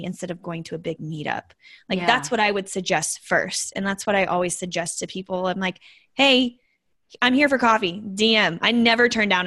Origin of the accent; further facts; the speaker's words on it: Las Vegas, Nevada, United States; I'm born and raised in Las Vegas. That's my hometown